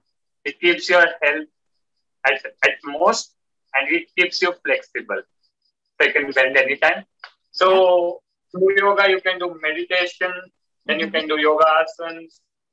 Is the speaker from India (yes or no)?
yes; India; I'm from India.